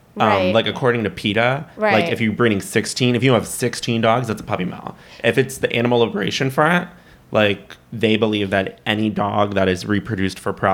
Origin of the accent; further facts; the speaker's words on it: Fort Lauderdale, Florida, United States; accent: Florida voice; also born or lived in Miami; now in New York, United States; So I grew up in Fort Lickerdale, as they call it